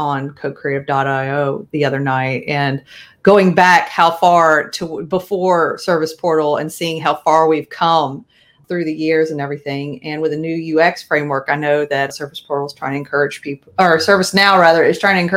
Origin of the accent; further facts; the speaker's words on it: Raleigh, North Carolina, United States; I'm originally from the Raleigh area, North Carolina